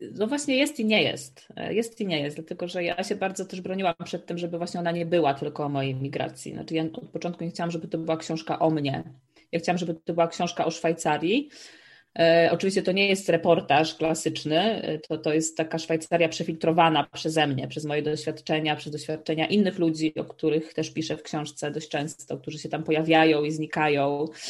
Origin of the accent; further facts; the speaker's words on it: Słupsk, Pomeranian Voivodeship, Poland; moved away as an adult; also born or lived in Warsaw / Amsterdam / Maastricht; now in Switzerland; nie jestem z Warszawy, jestem ze Słupska